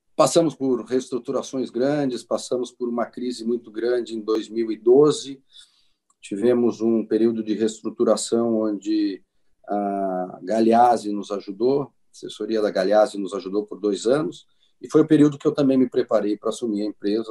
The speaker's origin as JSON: {"language": "Portuguese", "town": "Farroupilha", "region": "Rio Grande do Sul", "country": "Brazil", "tie": "born or raised there", "said": "eu nasci em Farroupilha, eu sou aqui do Rio Grande do Sul, natural de Farroupilha"}